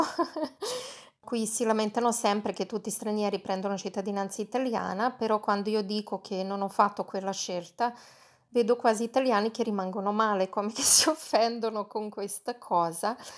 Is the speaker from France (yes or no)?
no; Belgrade, Serbia; Italian is a second language; moved away as an adult; now in Italy; Alla domanda di dove sono, io rispondo sempre di Belgrado. E, ehm, mi viene spontaneo, non dico mai Serbia perché sinceramente io sono nata e cresciuta in Jugoslavia